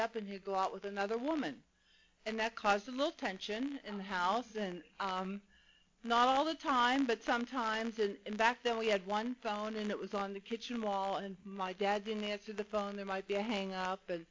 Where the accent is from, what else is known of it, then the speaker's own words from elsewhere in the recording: Pittsburgh, Pennsylvania, United States; moved away as an adult; now in Mission Viejo, United States; I grew up in Pittsburgh, Pennsylvania